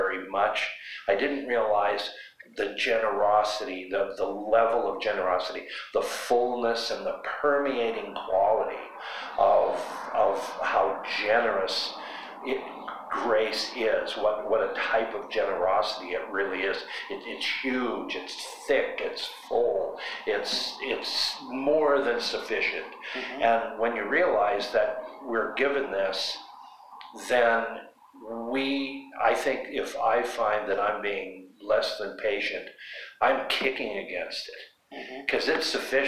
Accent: Butte, Montana, United States; I'm from Butte, Montana.

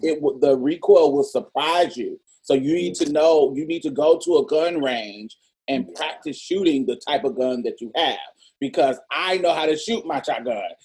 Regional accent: Texas, United States; We are from Texas

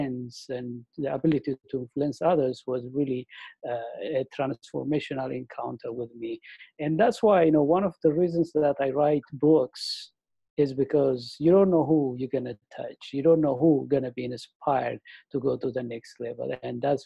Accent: Ethiopia; moved away as an adult; also born or lived in Africa; I am originally from Ethiopia in the eastern part of Africa. I came here in 2005.

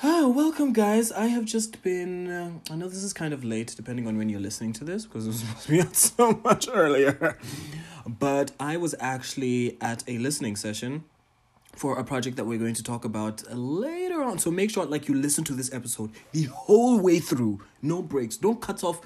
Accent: Botswana; I am a Ghanaian, Tanzanian, Pan-African entertainer, curator, and entrepreneur from Botswana

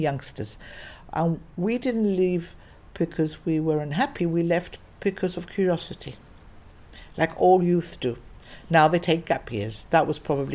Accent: Gibraltar; now in England

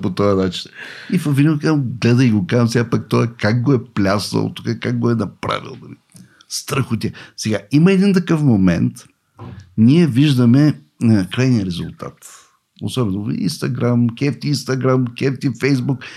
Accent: Varna, Varna Province, Bulgaria; аз съм от Варна. Роден съм в Варна. Там курсове се водех.

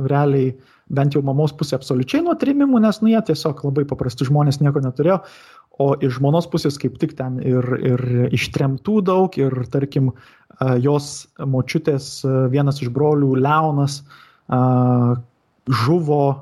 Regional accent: Marijampolė County, Lithuania; šitame Šakių rajone, kur, kur, aš, kur aš augau, ten ir Julijonas Butėnas yra žuvęs pakankamai netoli nuo mano tėvų namų

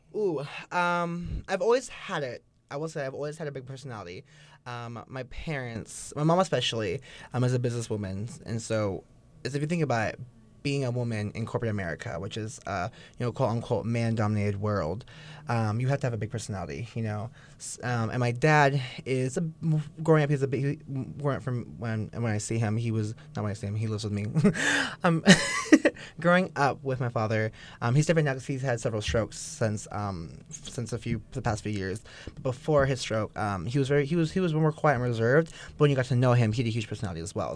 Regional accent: Bay Area, California, United States; also born or lived in Oceanside, California; I grew up in the Bay Area. Um, shout out to East Bay.

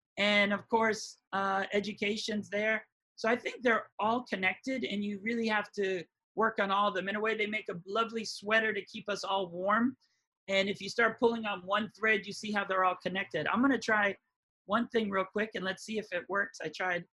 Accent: Hawaii, United States; Growing up in Hawaii

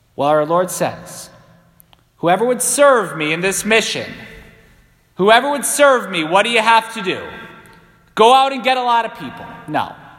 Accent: Ireland; I'm Irish

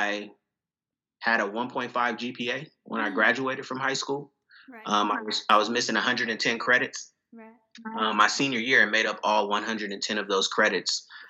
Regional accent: Pittsburg, California, United States; moved away as an adult; now in Chicago, United States; I'm originally from the San Francisco Bay Area, specifically a town, a very small town called Pittsburgh, not in Pennsylvania, but California

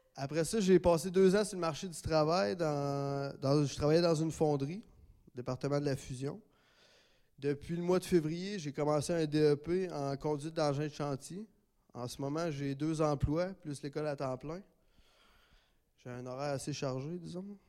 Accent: Gatineau, Quebec, Canada; je suis natif de Gatineau

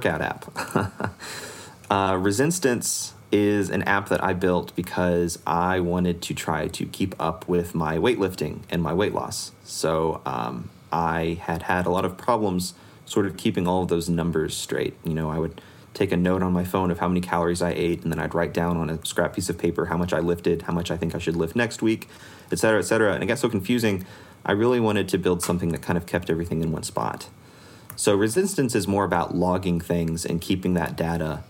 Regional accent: Missouri, United States; I'm actually from Missouri

